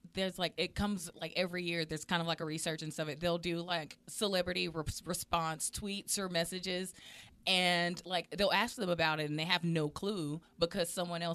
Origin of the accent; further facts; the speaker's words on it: Mississippi, United States; especially like growing up in Mississippi, country ain't a color.